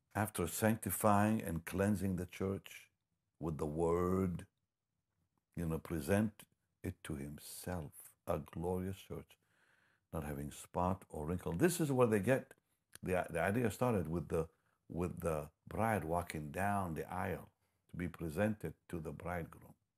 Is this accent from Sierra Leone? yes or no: no; Israel; moved away; I'm from Israel